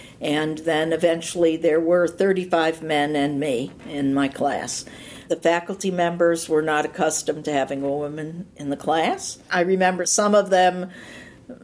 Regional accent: Cleveland, Ohio, United States; I'm from Cleveland.

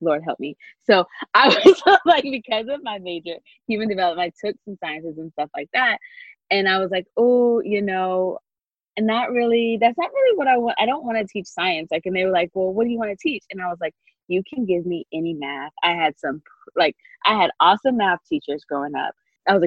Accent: Grayson, Georgia, United States; my experience growing up in Grayson and then going to UGA

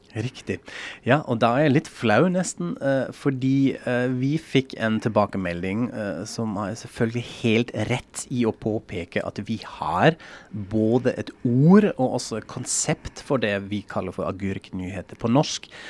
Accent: Frankfurt, Hesse, Germany; Norwegian is a second language; now in Norway; Jeg er jo fra Frankfurt

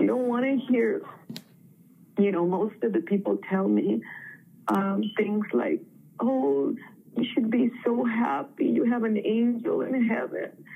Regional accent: Mexico; now in San Diego, United States; I was born in Mexico, but I'm a U.S. citizen. I lived here for a long time

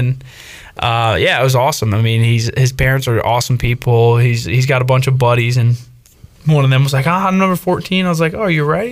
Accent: Northern Virginia, United States; I grew up in Northern Virginia, and our summer baseball league wasn't great

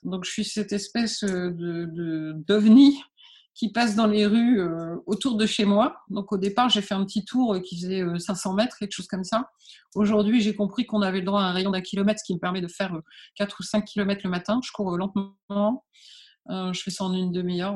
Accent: Calais, Hauts-de-France, France; je suis née à Calais, en fait, hein, donc euh, sur les bords euh, de la mer du Nord

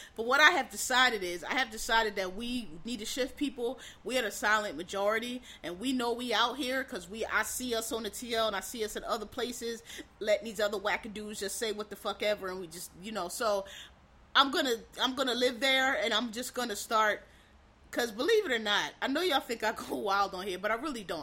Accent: Philadelphia, Pennsylvania, United States; I'm from Philadelphia

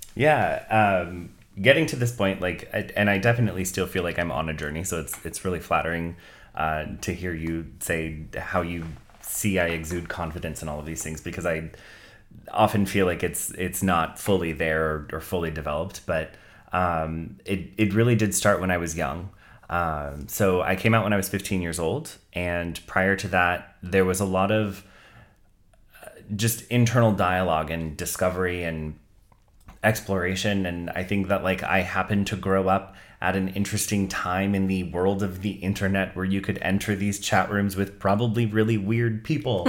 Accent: Santa Clara, California, United States; I grew up in Santa Clara, which is predominantly middle class and predominantly white

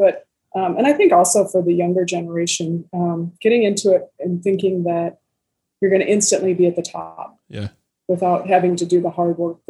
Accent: Midwest, United States; I grew up here in the Midwest and surrounded by cornfields and prairies.

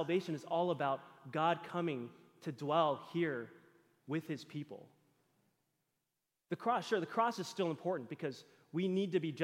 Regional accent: Texas, United States; moved away; growing up in Texas, we got 2 weeks of vacation for school for Christmas

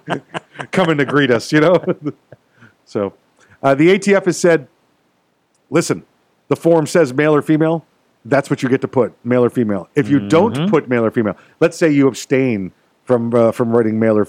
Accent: United States; I was born right here in America

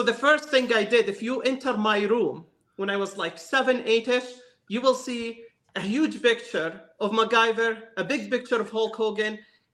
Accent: West Bank, Palestine; moved away as an adult; now in United States; I was born and raised in the West Bank area in Palestine.

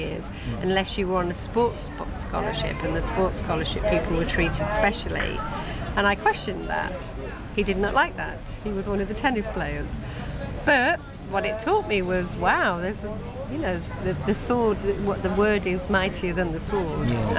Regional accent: Nottingham, East Midlands, United Kingdom; And so it meant that I was considered quite posh where I grew up, because I grew up in Nottingham and I don't really have much of an accent.

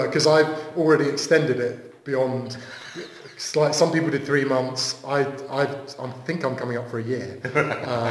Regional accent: Southampton, South East England, United Kingdom; I'm from Southampton

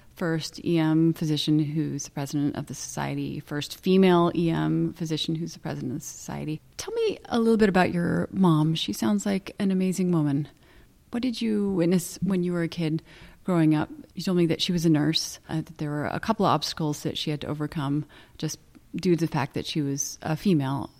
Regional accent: Santa Barbara, California, United States; I was born in Cottage Hospital

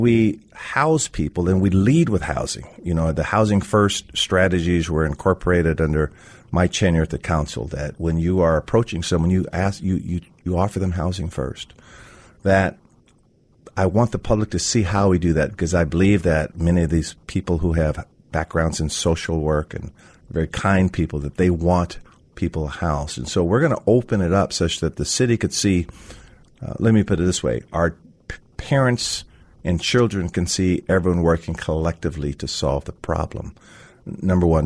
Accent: Seattle, Washington, United States; I was born on Capitol Hill at Cabrini Hospital

